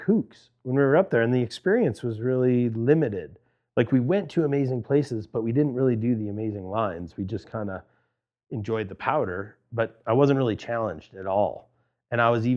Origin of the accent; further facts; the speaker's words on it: Cleveland, Ohio, United States; moved away as an adult; also born or lived in Lake Tahoe; I'm from Cleveland, Ohio